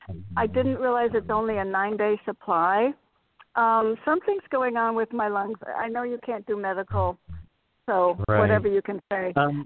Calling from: Connecticut, United States; Hi, I'm in a store. I'm going to walk out in Connecticut.

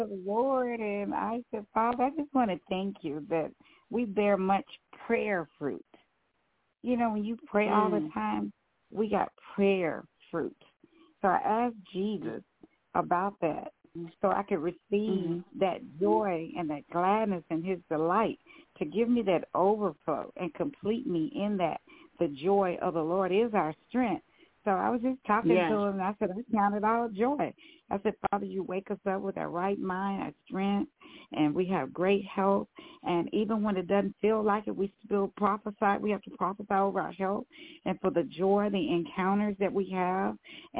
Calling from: Dallas, Texas, United States; Hi, you're speaking to … from Dallas.

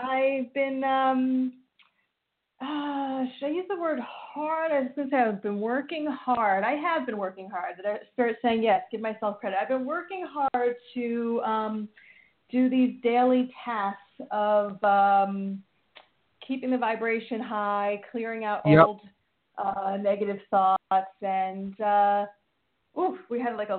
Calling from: New York, United States; I'm from New York.

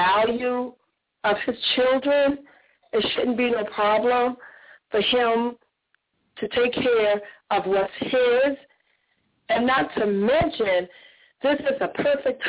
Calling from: Jacksonville, Florida, United States; I'm calling from Jacksonville

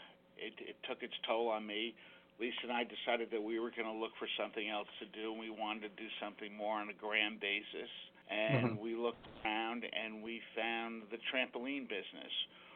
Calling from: Danbury, Connecticut, United States; We are calling from Danbury, Connecticut.

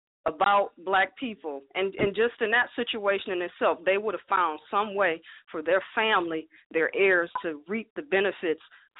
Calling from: Cleveland, Ohio, United States; I'm calling from Cleveland, Ohio.

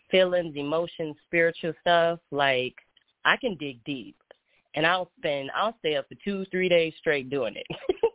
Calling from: Minneapolis, Minnesota, United States; Minneapolis, Minnesota.

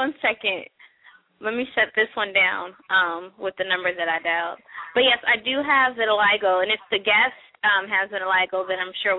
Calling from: Washington, District of Columbia, United States; I'm calling from Washington, D.C.

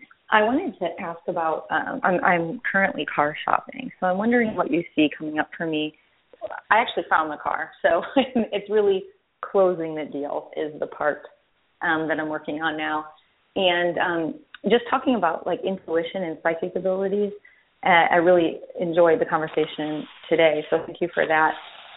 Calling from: Austin, Texas, United States; I'm calling from Austin, Texas.

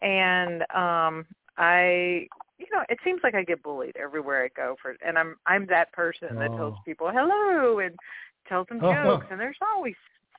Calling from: Louisiana, United States

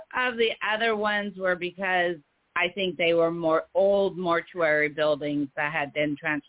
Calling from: Oregon, United States; Hi, this is

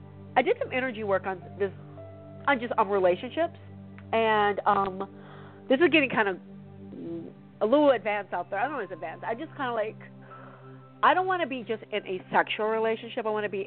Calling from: California, United States

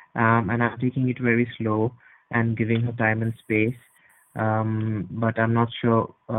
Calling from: Edinburgh, Scotland, United Kingdom; I'm calling from Scotland, from Edinburgh.

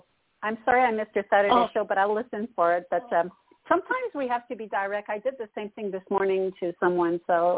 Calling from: Canada; Well, I am calling from Canada. Hello, Toni.

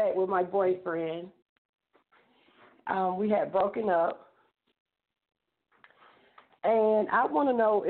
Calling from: Georgia, United States; I'm calling from Georgia.

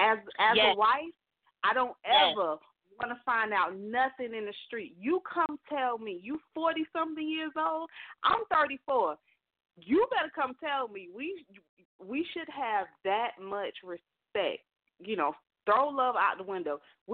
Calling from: Alabama, United States; Hello, this is … calling from Alabama.

